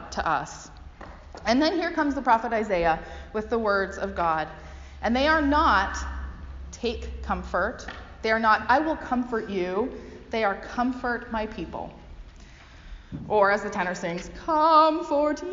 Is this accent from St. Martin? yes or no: no; Canada; also born or lived in United States (Northwest); now in United States; But as a Canadian, I grew up thinking